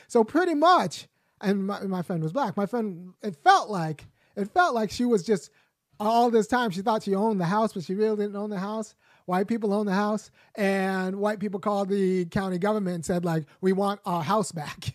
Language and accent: English; Los Angeles, California, United States